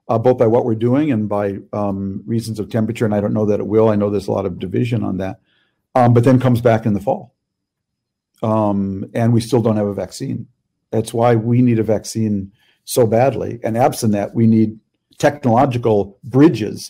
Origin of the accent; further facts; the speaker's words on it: Minnesota, United States; I'm from Minnesota